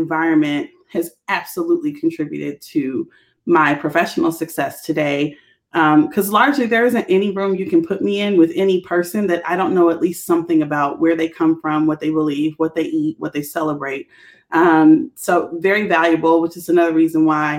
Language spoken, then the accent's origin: English; Washington, District of Columbia, United States; also born or lived in Cincinnati, Ohio; DC, that's my hometown